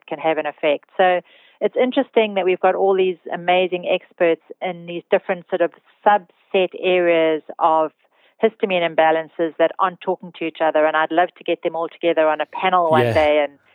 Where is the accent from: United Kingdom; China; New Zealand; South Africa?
South Africa; being a South African.